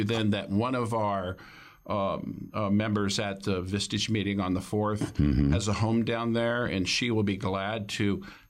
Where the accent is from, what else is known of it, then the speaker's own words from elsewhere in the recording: Dallas, Texas, United States; also born or lived in Colorado / Florida / Silicon Valley; I grew up in Dallas, not from there, but spent a lot of time there.